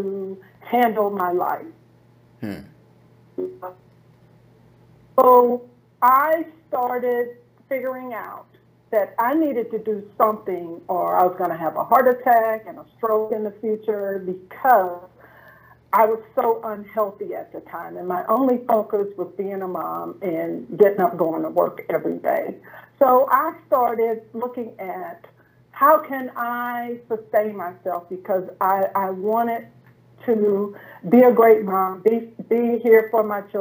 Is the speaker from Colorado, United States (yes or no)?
no; St. Louis, Missouri, United States; I was a systems engineer in my hometown of St. Louis, Missouri